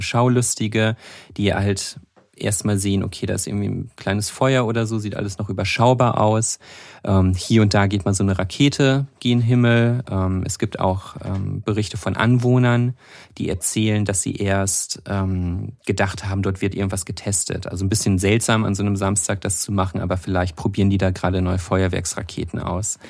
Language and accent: German; Münsterland, North Rhine-Westphalia, Germany; also born or lived in Enschede, Netherlands; ich komme tatsächlich aus der Region dort, aus, aus dem Münsterland, direkt an der deutsch-niederländischen Grenze